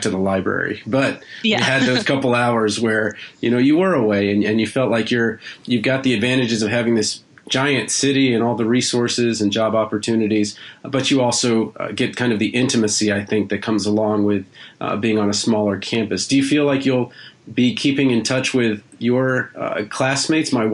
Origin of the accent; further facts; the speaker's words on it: Washington, District of Columbia, United States; I'm from Washington, D.C.